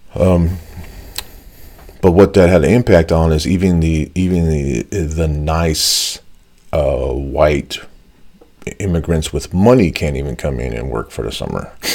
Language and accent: English; United States; I'm Mexican American